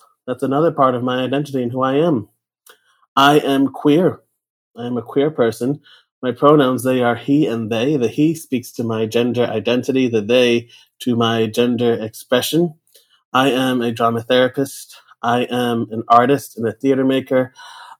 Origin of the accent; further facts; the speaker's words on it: New York City, New York, United States; I grew up in New York. I still live here. I'm calling in today from Brooklyn, New York